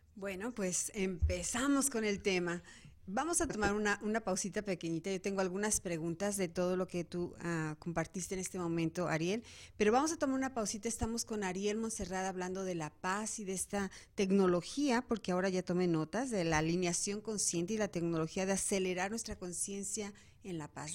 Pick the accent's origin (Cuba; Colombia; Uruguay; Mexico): Mexico; Guadalajara, Jalisco; moved away as an adult; now in Arizona, United States; estuve como 15 años en México, en la ciudad de Guadalajara, de donde soy originaria